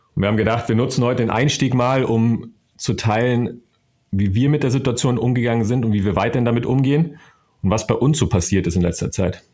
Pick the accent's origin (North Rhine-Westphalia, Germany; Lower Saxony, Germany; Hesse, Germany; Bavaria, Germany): North Rhine-Westphalia, Germany; Ruhr area; Tratsch und Klatsch sagt man bei uns im Ruhrpott